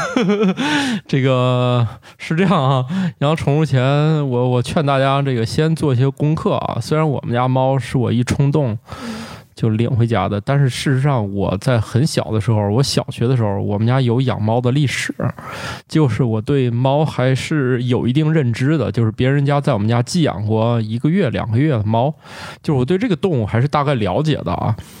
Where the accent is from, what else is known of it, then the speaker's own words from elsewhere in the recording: Northeast China, China; 我的老家东北